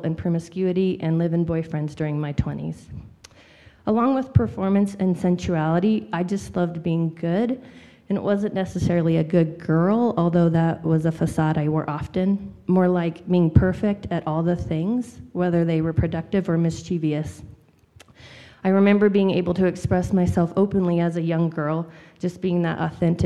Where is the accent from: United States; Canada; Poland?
United States; Powell, Wyoming; I grew up in Wyoming in the Powell area